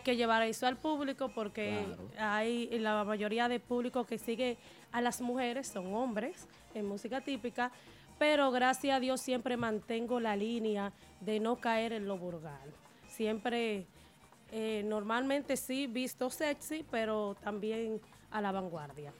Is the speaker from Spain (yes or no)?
no; Nagua, María Trinidad Sánchez, Dominican Republic; Yo soy de Río San Juan, de Nagua.